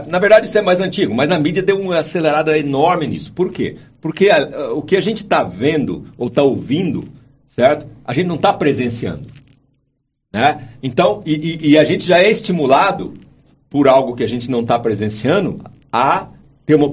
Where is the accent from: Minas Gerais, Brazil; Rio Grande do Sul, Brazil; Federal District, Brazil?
Minas Gerais, Brazil; primeiro que eu sou mineiro